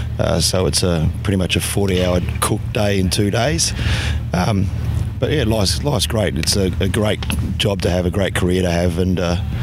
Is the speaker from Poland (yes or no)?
no; Bundaberg, Queensland, Australia; Well, we're from Bundaberg, which is in central Queensland, or the White Bay part of Queensland.